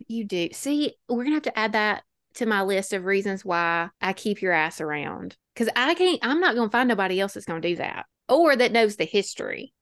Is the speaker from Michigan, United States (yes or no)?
no; Alabama, United States; we're from Alabama